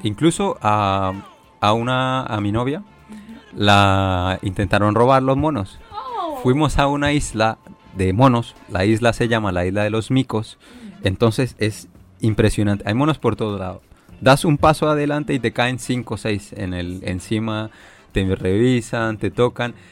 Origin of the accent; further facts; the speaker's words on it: Leticia, Amazonas, Colombia; now in China; yo digo que soy de Leticia